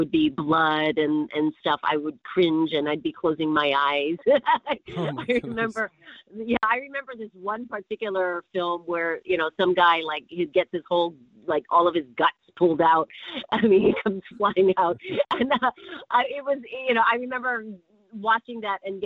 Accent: Hawaii, United States; I grew up in Hawaii. I was born and raised in Hawaii.

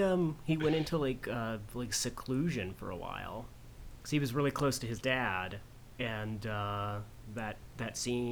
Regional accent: Fort Smith, Arkansas, United States; born or raised there

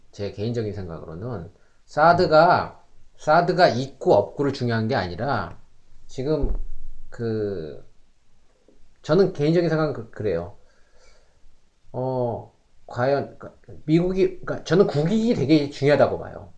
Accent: South Korea; now in Canada; 우리도 뭐 한국 사람들

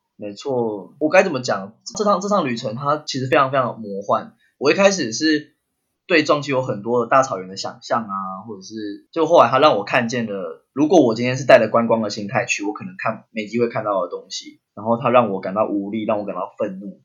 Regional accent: Taiwan; 我们是台湾人

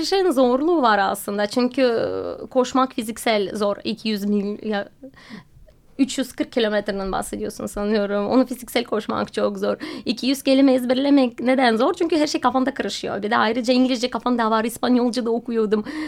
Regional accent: Russia; Turkish is a second language; moved away as an adult; also born or lived in Moscow, Russia / Alanya, Turkey; now in Istanbul, Turkey; Rusya'da doğdum ve okuldan mezun olduktan sonra Moskova'ya gittim

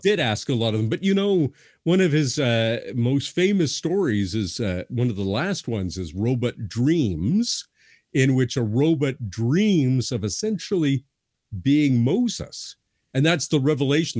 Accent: Canada; I'm a Canadian

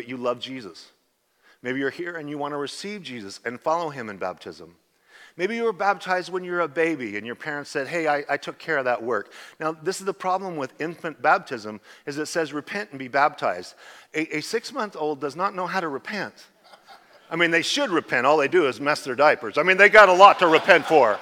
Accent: Idaho, United States; now in Southern California, United States; I'm from Idaho.

